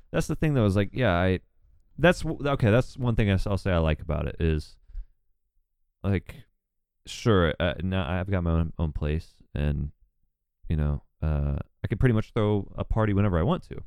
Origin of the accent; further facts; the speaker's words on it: Newnan, Georgia, United States; I'm from, like, thirty minutes south of Atlanta